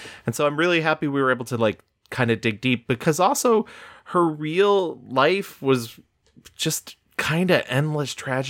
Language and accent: English; New York, United States; Because I grew up in New York, but not the city portion